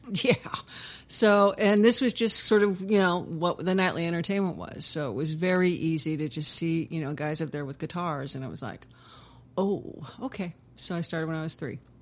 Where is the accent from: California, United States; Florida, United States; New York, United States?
California, United States; Huntington Beach; also born or lived in Inglewood, California; I was born in Inglewood and most of my childhood was in Huntington Beach, California